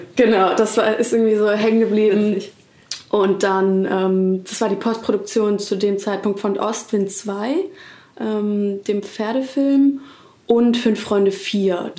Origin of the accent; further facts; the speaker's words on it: Hamburg, Germany; now in Berlin, Germany; in Hamburg, ähm, da wo ich aufgewachsen bin.